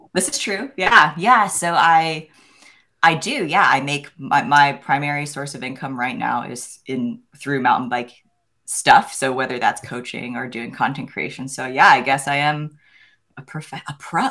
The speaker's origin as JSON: {"language": "English", "area": "the Poconos", "region": "Pennsylvania", "country": "United States", "tie": "born or raised there", "said": "I grew up in Pennsylvania in an area called the Poconos"}